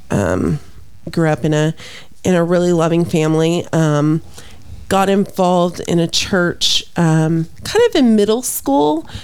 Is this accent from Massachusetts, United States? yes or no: no; Midwest City, Oklahoma, United States; Um, Midwest City.